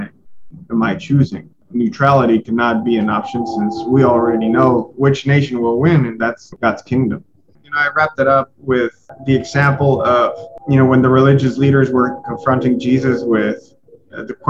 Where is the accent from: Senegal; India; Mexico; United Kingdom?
Mexico; I'm from Mexico and I love Mexico